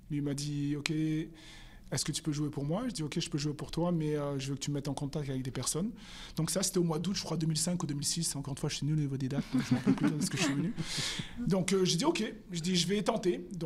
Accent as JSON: {"language": "French", "region": "southern France", "country": "France", "said": "parce que je suis originaire du sud de la France d'aller jouer jouer dans le sud de la France"}